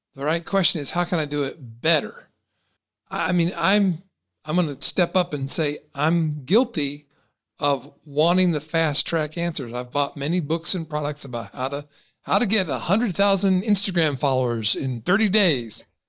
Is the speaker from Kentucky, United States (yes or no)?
yes; Kentucky, United States; I was born and raised in Kentucky